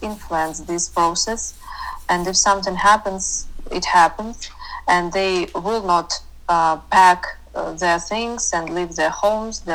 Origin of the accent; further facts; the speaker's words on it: Sumy, Sumy Oblast, Ukraine; also born or lived in Latvia; I was born in Soviet Union, in Latvia. And after Soviet Union collapsed, we moved to my dad's native city, which is Sumy, which is on the border with Russia